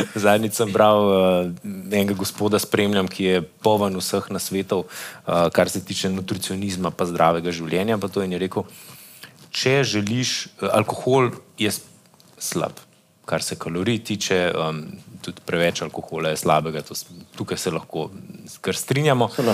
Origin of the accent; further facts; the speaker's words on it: Slovenia; Slovenci smo